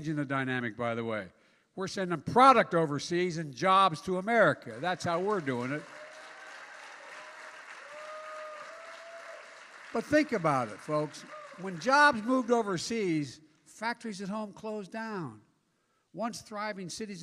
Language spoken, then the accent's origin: English; Claymont, Delaware, United States; also born or lived in Scranton, Pennsylvania; where I was born in Scranton, Pennsylvania, where I grew up in Claymont, Delaware